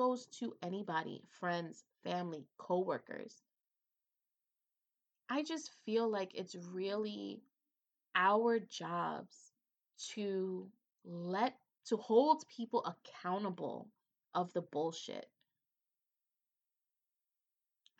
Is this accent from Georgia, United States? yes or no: no; New York City, New York, United States; a Hispanic woman from the Bronx.